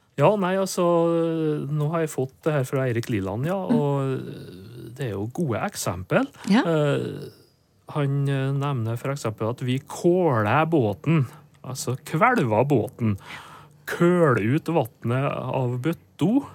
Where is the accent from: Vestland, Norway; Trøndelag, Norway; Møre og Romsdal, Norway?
Møre og Romsdal, Norway; Nordmøre; moved away; hjemme på Nordmør